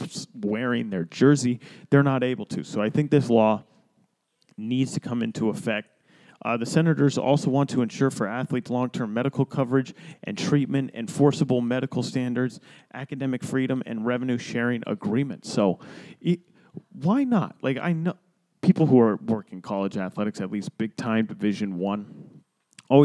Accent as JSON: {"language": "English", "region": "Florida", "country": "United States", "said": "Florida, my home state"}